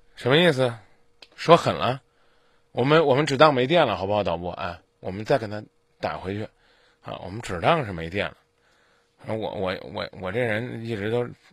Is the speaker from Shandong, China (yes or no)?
no; Zhengzhou, Henan, China; 咱们郑州人